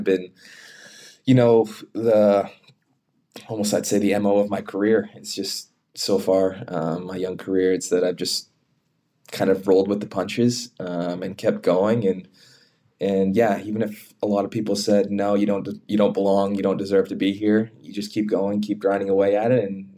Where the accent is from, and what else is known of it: Canada